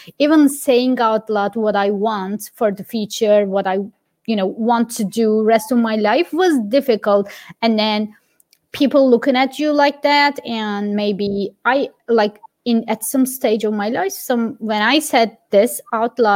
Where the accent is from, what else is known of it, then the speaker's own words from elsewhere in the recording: Giresun, Turkey; moved away as an adult; now in Dublin, Ireland; I grew up in Giresun. My hometown is Giresun, which is a little town on the coast of Black Sea.